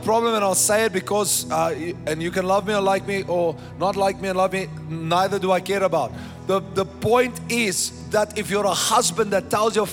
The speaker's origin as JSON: {"language": "English", "country": "South Africa", "said": "I am a South African"}